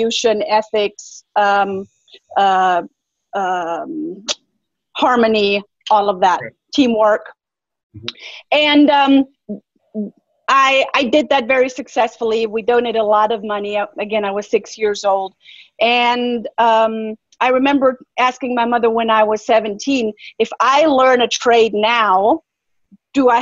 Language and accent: English; Germany; now in United States; I come from Germany. I was born and raised in Germany